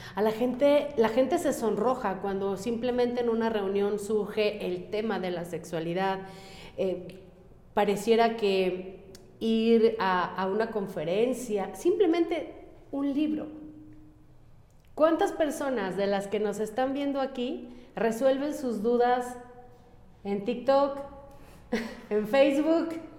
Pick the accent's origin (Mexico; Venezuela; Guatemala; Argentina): Mexico; Yo amo mi país, yo soy mexicana